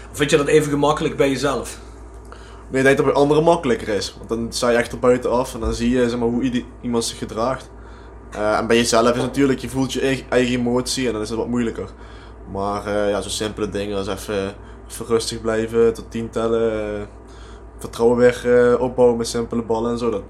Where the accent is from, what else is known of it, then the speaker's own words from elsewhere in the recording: Hoensbroek, Limburg, Netherlands; born there; now in Amsterdam, Netherlands; Ik woon er wel, maar ik ben geboren in Hoensbroek.